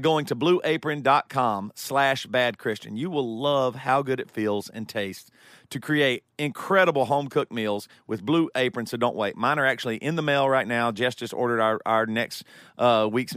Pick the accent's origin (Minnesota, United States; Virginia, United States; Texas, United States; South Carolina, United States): South Carolina, United States; Greer; I grew up in South Carolina